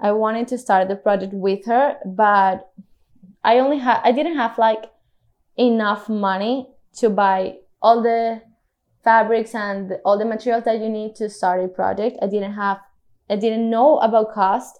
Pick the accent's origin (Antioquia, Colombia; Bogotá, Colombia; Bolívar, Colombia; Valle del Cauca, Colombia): Bolívar, Colombia; Cartagena; I was born and raised here in Cartagena